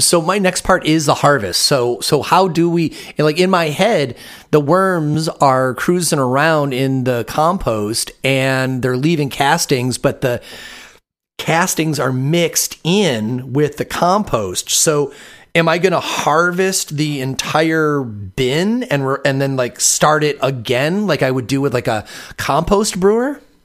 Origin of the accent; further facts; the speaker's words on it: Michigan, United States; now in Vashon Island, United States; I'm from Michigan, even though I live on Vashon Island in Washington now